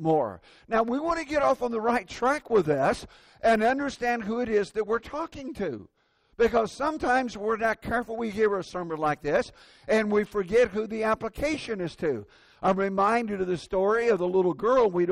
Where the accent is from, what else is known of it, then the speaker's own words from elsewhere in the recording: Indiana, United States; moved away; That's my home state.